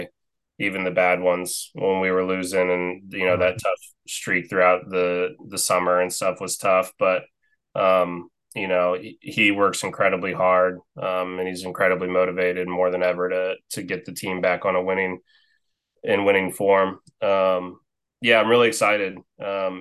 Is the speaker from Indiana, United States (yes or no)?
yes; Marion, Indiana, United States; I grew up in Marion, Indiana, so about 30,000